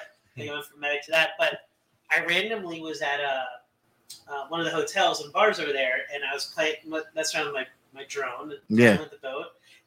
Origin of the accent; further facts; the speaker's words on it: Cherry Hill, New Jersey, United States; I was raised in Jersey.